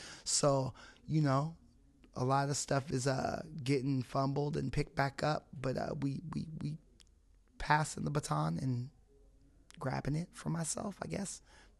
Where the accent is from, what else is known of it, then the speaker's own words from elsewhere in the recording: Fresno, California, United States; I am your host from the West Coast, broadcasting the slums. We out here, man. Fresno, California.